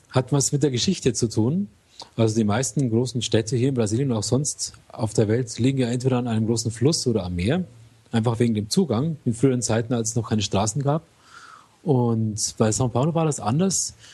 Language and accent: German; Southern Germany, Germany; vor allem in Süddeutschland, wo ich herkomme